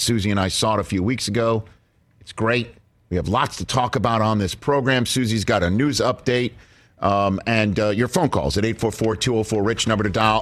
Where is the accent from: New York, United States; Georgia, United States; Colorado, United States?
New York, United States; New York City; moved away; my hometown of Staten Island, New York